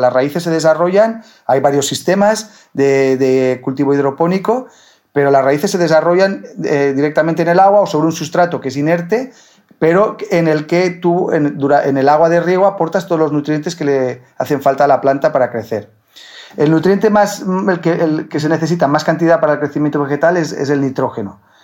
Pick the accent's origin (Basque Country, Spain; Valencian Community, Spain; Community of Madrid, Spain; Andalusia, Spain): Valencian Community, Spain; Villarreal; moved away as an adult; now in Murcia, Spain; cuando vivía con mis padres, pues vivíamos en el campo. Vivíamos en el campo, en, en Villarreal